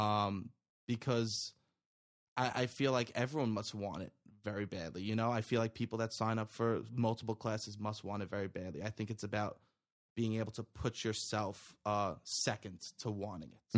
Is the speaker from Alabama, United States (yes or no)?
no; New York City, New York, United States; my, uh, friends that I grew up with in Staten Island